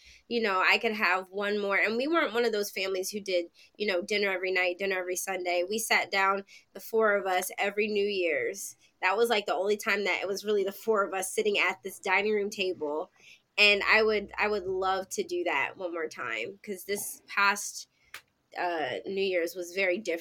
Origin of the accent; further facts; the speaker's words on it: Pennsylvania, United States; now in New York City, United States; I'm originally from Pennsylvania